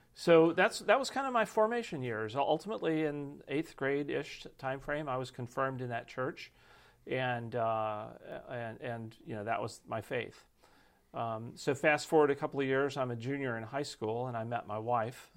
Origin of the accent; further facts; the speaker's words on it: Texas, United States; moved away; my wife and I grew up in Texas